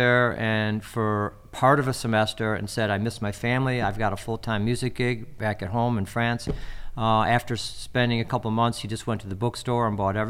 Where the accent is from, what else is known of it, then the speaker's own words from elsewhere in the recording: Deerfield, Illinois, United States; also born or lived in Evanston; In the 60s, I mean, I was born in 63, and growing up in Deerfield, then Evanston, there were very artsy communities.